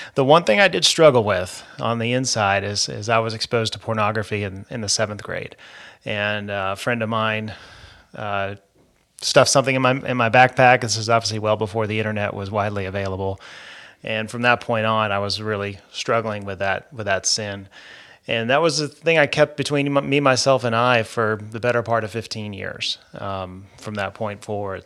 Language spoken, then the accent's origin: English; Georgia, United States; also born or lived in New York; I was born in New York some forty-two years ago. to a hardworking Catholic couple, and they moved here to Georgia right before my second birthday